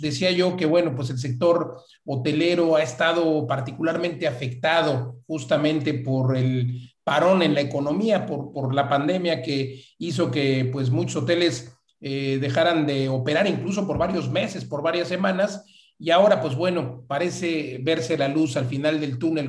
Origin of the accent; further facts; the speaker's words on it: Mexico; somos los mexicanos que estamos viajando dentro de México